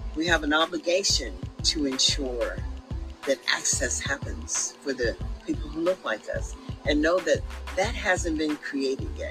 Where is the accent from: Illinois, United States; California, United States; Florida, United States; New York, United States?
California, United States; Sacramento; we came from Meadowview